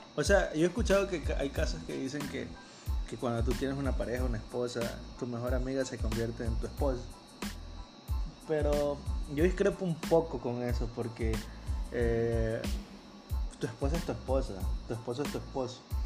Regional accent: Guayaquil, Guayas, Ecuador; somos de Guayaquil

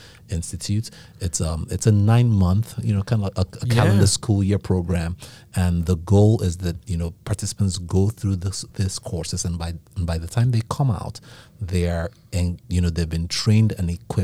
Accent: Nigeria; accent: Nigerian; You ain't gonna be able to fake that Nigerian accent.

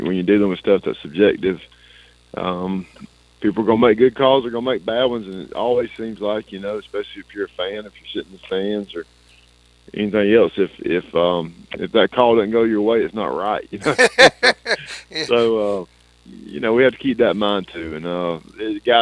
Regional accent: Blakely, Georgia, United States; in my hometown

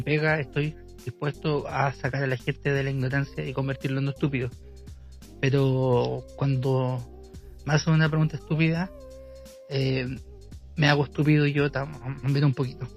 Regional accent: Chile; son como chilenas, y son como, como, son como del, lenguaje, como el hoyo que, manejamos nosotros

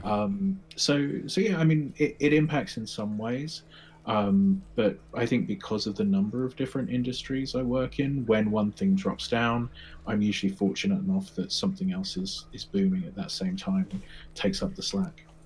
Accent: England, United Kingdom; moved away as an adult; now in United States; you can tell my voice. I'm from England. I'm living in America

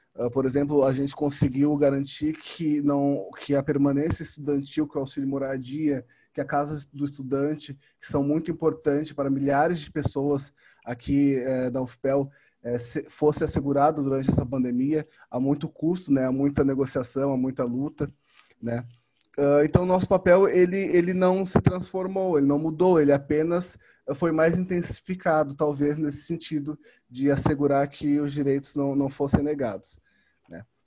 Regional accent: São Paulo, Brazil; now in Pelotas, Brazil; em São Paulo, onde eu nasci, onde eu cresci

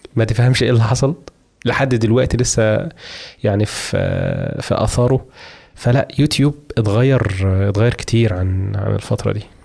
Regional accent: Egypt; عندنا في مصر

